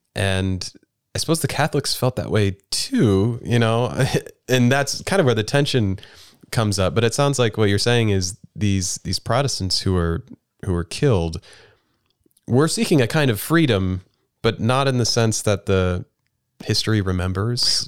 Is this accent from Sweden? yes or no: no; United States; as an American